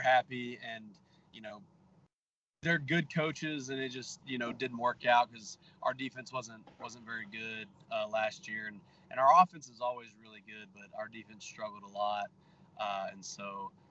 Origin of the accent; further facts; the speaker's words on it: Texas, United States; I'm from Texas